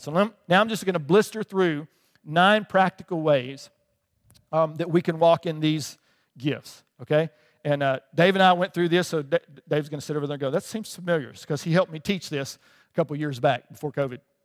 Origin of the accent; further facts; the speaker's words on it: Alabama, United States; moved away as an adult; also born or lived in England; I grew up in Alabama